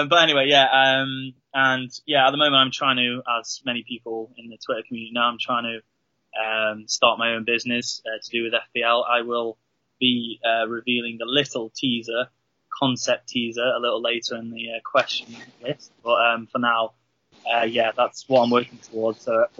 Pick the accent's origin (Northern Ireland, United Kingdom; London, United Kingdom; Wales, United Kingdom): Wales, United Kingdom; North; I'm from North Wales. I live in a little, tiny little village, a little hamlet, I guess, called Penny Lan.